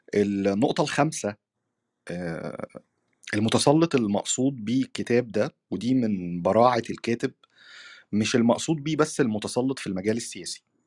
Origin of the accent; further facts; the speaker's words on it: Egypt; في بلدنا مصر